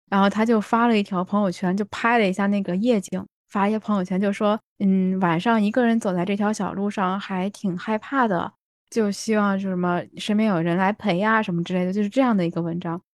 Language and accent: Chinese; China; moved away as an adult; now in Japan; 我们国内